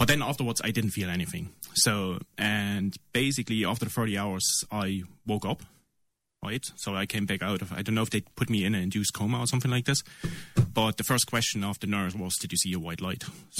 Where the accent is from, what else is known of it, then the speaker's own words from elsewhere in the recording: East Germany, Germany; English is a second language; My background is German, I'm from East Germany, so that wasn't really the stent technology back then